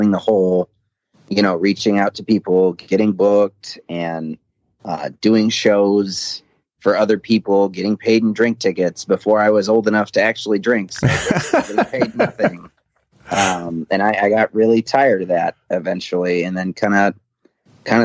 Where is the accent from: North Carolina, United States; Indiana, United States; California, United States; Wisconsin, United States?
Indiana, United States; Portage; also born or lived in West Lafayette, Indiana / Valparaiso, Indiana; I grew up in Portage, and I ended up going to college at Purdue in West Lafayette.